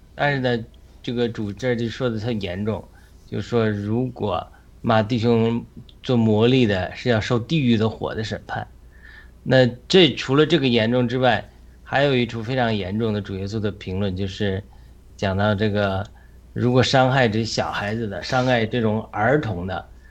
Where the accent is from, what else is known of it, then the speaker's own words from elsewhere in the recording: China; moved away; 我们作为中国人的生活经历